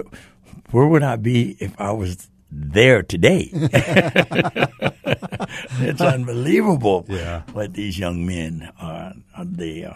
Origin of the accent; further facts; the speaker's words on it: Stockton, California, United States; I was born in Stockton, California, and went to Edison High School there